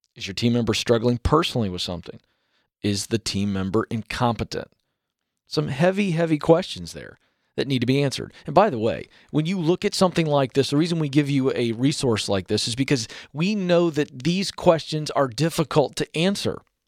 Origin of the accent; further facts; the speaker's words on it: coast of Virginia, United States; I'm a Southerner, all right? Grew up on the coast of Virginia